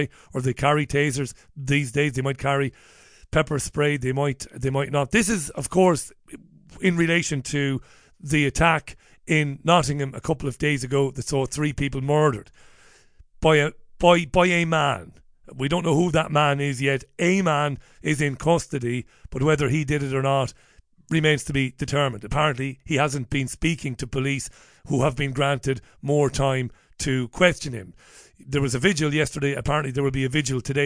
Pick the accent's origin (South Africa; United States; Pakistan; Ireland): Ireland; Waterford, Munster; also born or lived in Spain; now in United Kingdom; I grew up in Ireland, obviously in Waterford